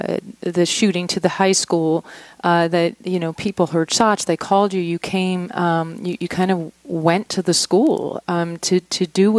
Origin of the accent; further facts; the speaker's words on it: Louisiana, United States; moved away; also born or lived in Denver; I'm from Louisiana, so I remember those conferences being in Alexandria and also there in Denver.